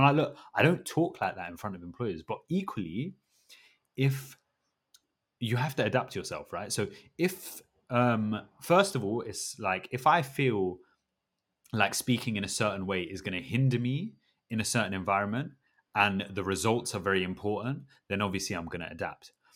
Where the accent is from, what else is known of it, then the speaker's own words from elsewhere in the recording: England, United Kingdom; I'm English